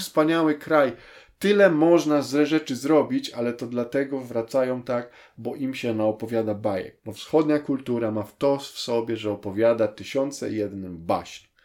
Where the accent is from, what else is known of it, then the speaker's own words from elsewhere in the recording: Poland; Ja wyrosłem y, w Polsce